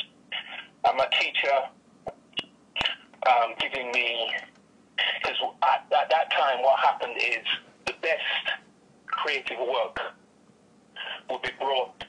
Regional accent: Jamaica; moved away; also born or lived in United Kingdom; I was born in the United Kingdom. Parents were in the UK for quite some time, about 25, 30 years, and they decided that they wanted to go home. So obviously I was young, so I left with them from the United Kingdom and back to Jamaica. So I went to primary school there, high school there, and college in Jamaica

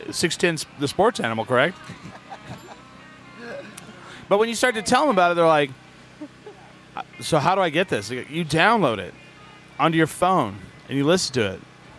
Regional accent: New Mexico, United States; All my life. And I'm like, for me, it's New Mexican.

